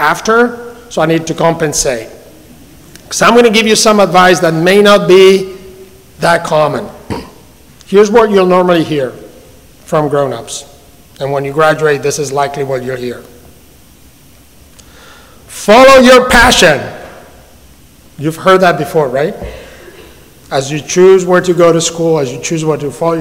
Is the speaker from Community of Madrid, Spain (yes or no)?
yes; Madrid, Community of Madrid, Spain; English is a second language; moved away as an adult; now in Atlanta, United States; I grew up in Madrid, in the great city of Madrid